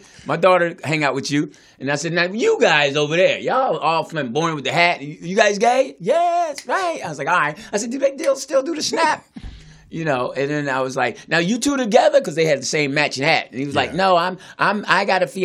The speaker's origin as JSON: {"language": "English", "town": "Philadelphia", "region": "Pennsylvania", "country": "United States", "tie": "born or raised there", "said": "I grew up in Philly"}